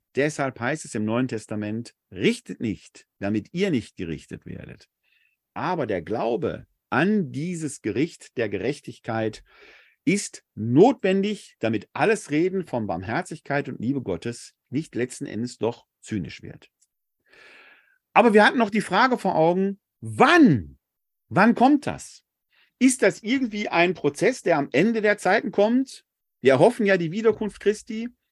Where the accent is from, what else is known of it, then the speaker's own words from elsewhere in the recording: Essen, North Rhine-Westphalia, Germany; Ich bin in der Sichtweite der Kruppschen Hochöfen groß geworden in Essen-Altendorf